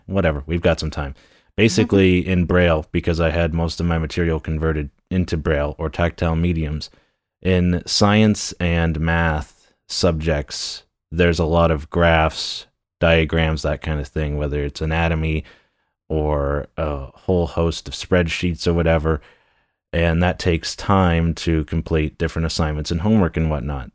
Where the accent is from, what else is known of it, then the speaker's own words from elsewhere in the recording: Newcastle, Ontario, Canada; a town of Newcastle. It used to be a village for the longest time, and I've lived here all of my life